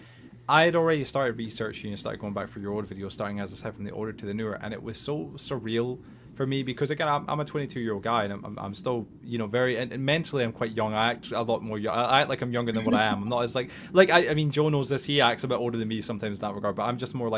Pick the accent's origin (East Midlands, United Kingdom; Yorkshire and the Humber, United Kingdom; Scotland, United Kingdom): Scotland, United Kingdom; accent: Scottish; back then I am Scottish, but I've really made a huge effort in trying to lose the accent